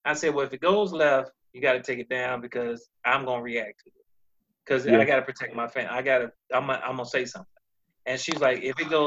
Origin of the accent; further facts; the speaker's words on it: United States; I'm from America